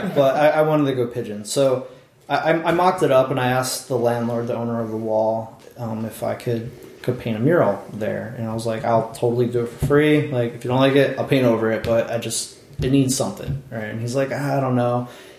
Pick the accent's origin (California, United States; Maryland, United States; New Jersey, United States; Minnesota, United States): New Jersey, United States; also born or lived in Philadelphia; From South Jersey